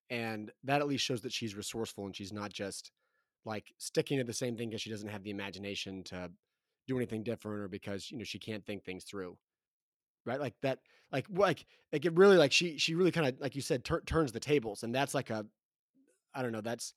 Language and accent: English; Texas, United States; the winter environment growing up in Texas